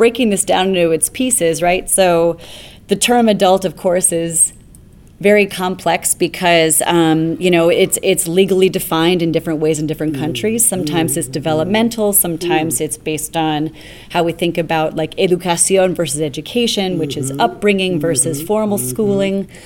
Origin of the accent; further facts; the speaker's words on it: New York City, New York, United States; moved away as an adult; now in Toronto, Canada; being somebody who is principally from New York City, where things are very fast